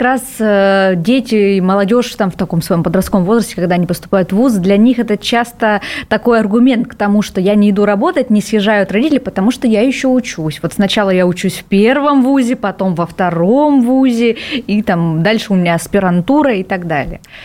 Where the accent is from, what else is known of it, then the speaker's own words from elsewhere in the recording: Vladivostok, Primorsky Krai, Russia; я, например, родилась во Владивостоке, меня этот город научил принимать быстро решения